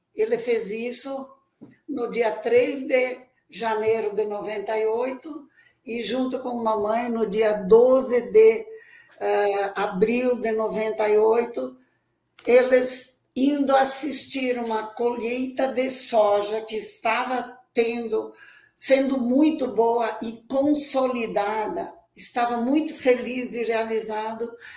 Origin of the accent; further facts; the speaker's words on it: Espumoso, Rio Grande do Sul, Brazil; now in Luís Eduardo Magalhães, Brazil; eu nasci em Espumoso, Rio Grande do Sul, numa vilazinha chamada Arroio da Prata, que era uma comunidade no interior do município. Eu sou a quarta filha entre dez irmãos. Ali nós nascemos e crescemos